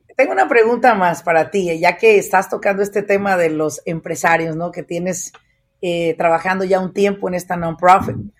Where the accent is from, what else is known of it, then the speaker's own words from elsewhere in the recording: Apatzingán, Michoacán, Mexico; now in United States; yo soy nativa de Apatzingán, Michoacán